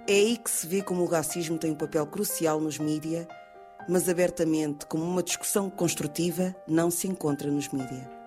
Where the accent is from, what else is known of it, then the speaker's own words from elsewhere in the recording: Cape Verde; also born or lived in Angola / Lisbon, Portugal; Nasci em Angola, mas depois me Cabo antes. cresci em Cabo Verde, também estudei em Lisboa